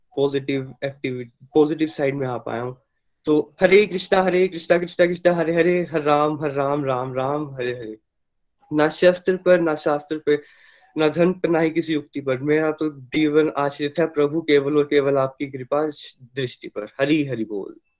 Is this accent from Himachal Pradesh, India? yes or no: yes; Chamba, Himachal Pradesh, India; मैं चंबा एचपी से बिलोंग करता हूँ